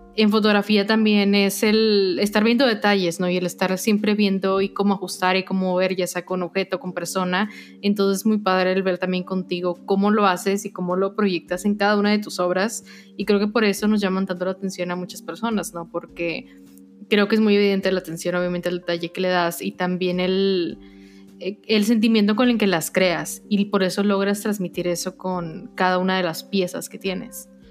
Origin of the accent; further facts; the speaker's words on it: Mexico; siendo mexicanos